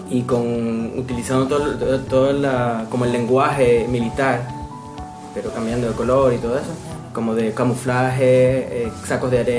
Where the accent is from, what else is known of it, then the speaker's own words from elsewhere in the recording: Dominican Republic; now in Amsterdam, Netherlands; Yo soy dominicano, Dominicana, arquitecto.